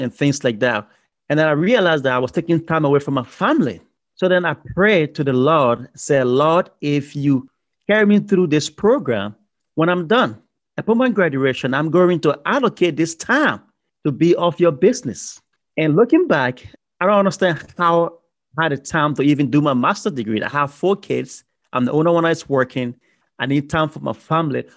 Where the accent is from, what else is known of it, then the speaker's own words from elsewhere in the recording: Liberia; moved away; also born or lived in Ghana; I'm originally from Liberia, West Africa, on the coast of the Atlantic Ocean, a beautiful, beautiful country